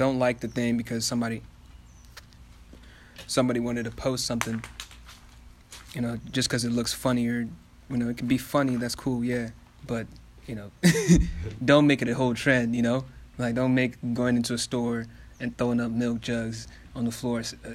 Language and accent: English; Kenya; now in United States; I'm from Africa. I'm from Kenya